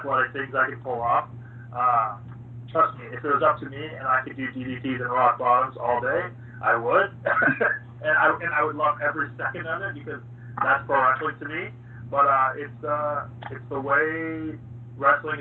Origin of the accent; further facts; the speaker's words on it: Canada; I am proud that I'm from Canada.